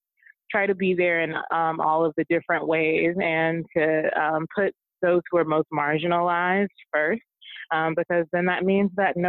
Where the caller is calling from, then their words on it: Houston, Texas, United States; I'm in Houston right now, actually